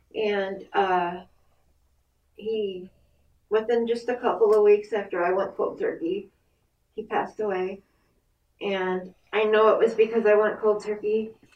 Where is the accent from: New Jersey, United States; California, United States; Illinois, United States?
Illinois, United States; Chicago; moved away; I'm from Chicago